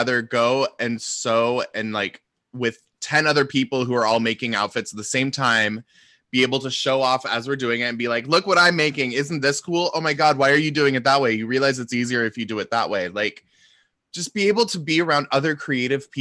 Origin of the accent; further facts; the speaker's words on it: Seattle, Washington, United States; also born or lived in London; I'm from Seattle.